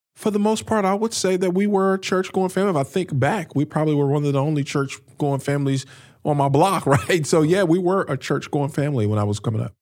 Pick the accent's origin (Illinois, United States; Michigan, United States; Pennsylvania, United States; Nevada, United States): Illinois, United States; Peoria; now in St. Louis, United States; I grew up in Peoria, Illinois, which is about three hours north of Saint Louis, where we live now